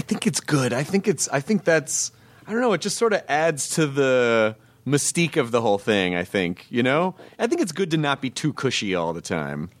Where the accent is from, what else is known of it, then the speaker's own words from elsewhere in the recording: the South, United States; I grew up in the South.